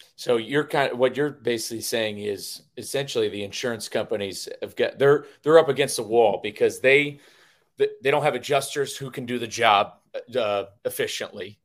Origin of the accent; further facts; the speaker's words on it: Connecticut, United States; I'm from Connecticut, Hartford's the insurance capital of the world